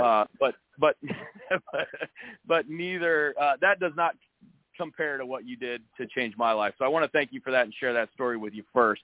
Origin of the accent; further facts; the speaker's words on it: St. Louis, Missouri, United States; moved away; growing up in St. Louis